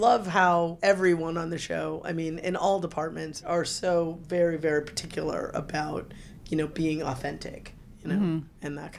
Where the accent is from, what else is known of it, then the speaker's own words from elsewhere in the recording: Chicago, Illinois, United States; I grew up in Chicago, as you all know